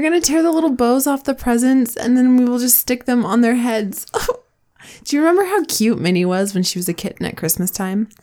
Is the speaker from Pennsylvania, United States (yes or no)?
no; Washington, United States; now in Utah, United States; I grew up in Washington, which is great, and I love it, and I miss it, but it's the evergreen state for a reason